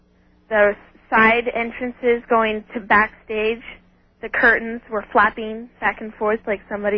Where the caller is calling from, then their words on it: Redding, California, United States; I'm from Redding, California.